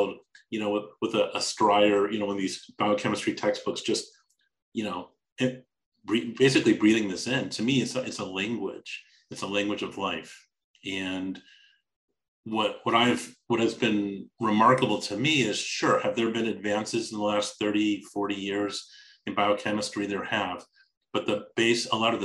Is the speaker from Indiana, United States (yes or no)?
no; Los Angeles, California, United States; growing up in Los Angeles